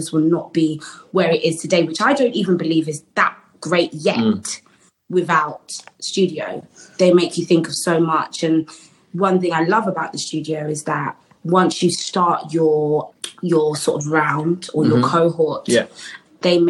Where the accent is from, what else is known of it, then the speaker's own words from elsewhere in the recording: London, United Kingdom; I'm a Londoner, so it was really good to be able to go to my uni, but in my city.